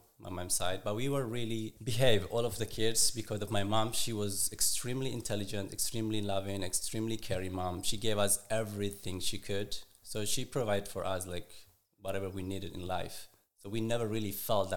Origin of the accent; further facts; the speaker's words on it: Eritrea; also born or lived in Israel; now in United States; I was born and raised in Eritrea.